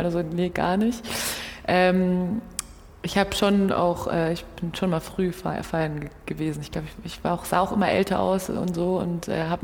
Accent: Brazil; born there; ich bin 94 in Brasilien geboren.

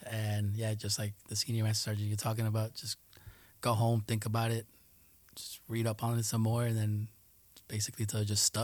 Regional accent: New York City, New York, United States; first language Spanish; English is a second language; also born or lived in Colombia / Tuluá, Colombia; I grew up in Jackson Heights.

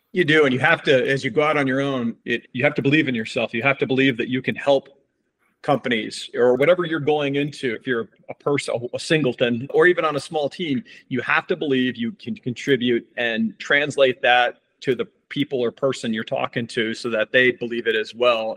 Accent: Lake Placid, New York, United States; Born and raised in Lake Placid, New York

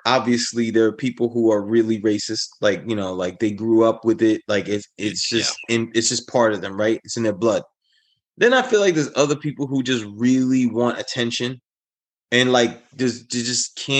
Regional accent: New York City, New York, United States; as a New Yorker, you kind of get trained, especially if you, like, you were a subway kid.

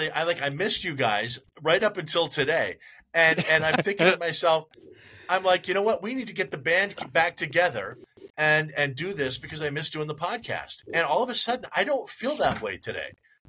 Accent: Bellingham, Washington, United States; also born or lived in Seattle, Washington; I'm in my hometown of Bellingham, Washington

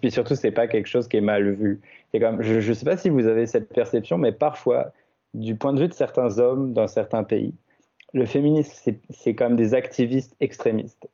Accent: France; now in Canada; mon pays d'origine, la France

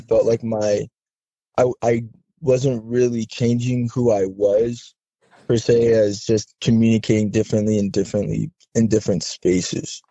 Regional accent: Southern California, United States; moved away as an adult; I grew up in Southern California

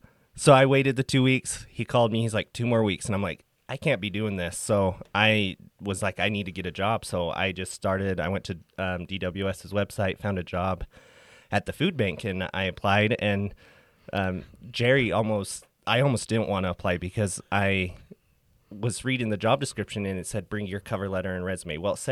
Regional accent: Price, Utah, United States; So I was born and raised in Price, Utah, in Carbon County, and I did all my education there.

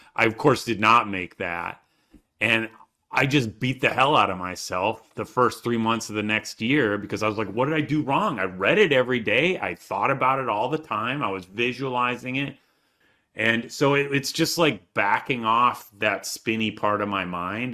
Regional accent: Michigan, United States; I grew up in Michigan

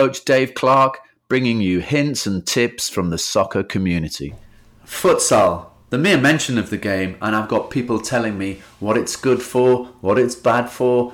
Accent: England, United Kingdom; I come over from England

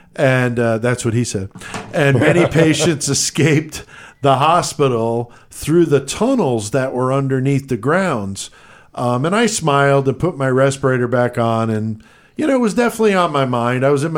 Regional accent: New York, United States; born there; now in Illinois, United States; I was born in the Bronx, yeah.

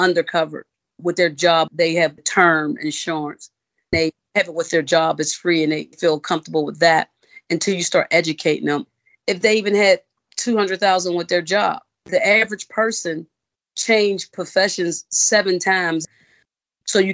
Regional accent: Pittsburgh, Pennsylvania, United States; moved away as an adult; now in Charlotte, United States; I'm originally from Pittsburgh, Pennsylvania. I moved to Charlotte, North Carolina in 2014.

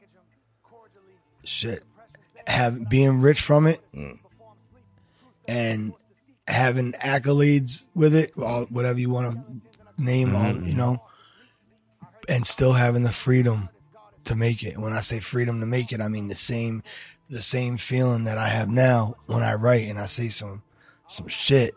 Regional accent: Fitchburg, Massachusetts, United States; also born or lived in Delaware; I'm from Fitchburg, but you probably know what that is. It's Boston

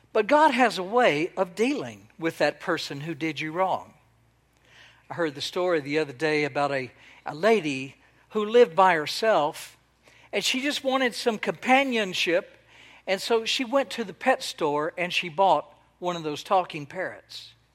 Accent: Texas, United States; now in Israel; I was born and raised in Texas

